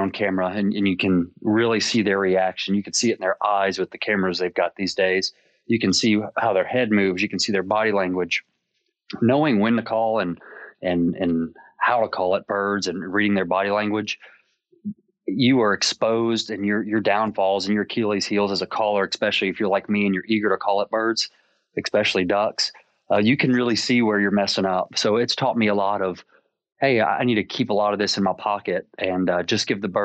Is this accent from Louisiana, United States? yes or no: yes; South Louisiana, United States; growing up in South Louisiana